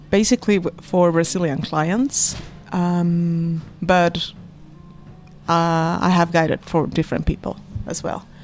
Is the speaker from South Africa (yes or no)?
no; Chile; also born or lived in Venezuela; I was born to a Spanish mother and a Venezuelan father, and then I grew up in Chile.